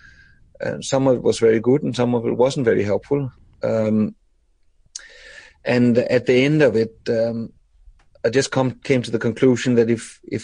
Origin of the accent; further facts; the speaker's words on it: Denmark; moved away as an adult; now in Australia; I was born in Denmark